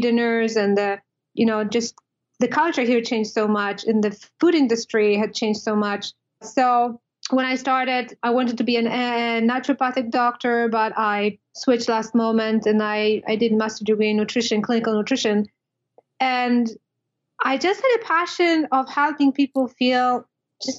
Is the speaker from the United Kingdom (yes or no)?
no; Poland; moved away as an adult; now in United States; I was born and raised in Poland, and I moved to the States.